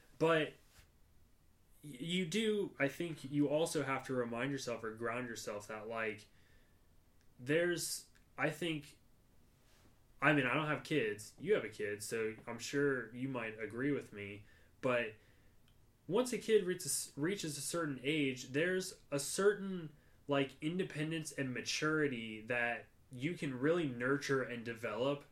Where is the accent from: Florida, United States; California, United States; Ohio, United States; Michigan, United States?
Ohio, United States; Middletown; growing up in Middletown